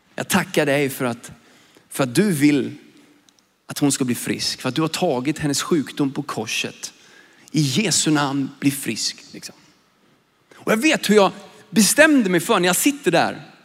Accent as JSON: {"language": "Swedish", "country": "Sweden", "tie": "born or raised there", "said": "jag är ju svensk, jag växte upp i Sverige"}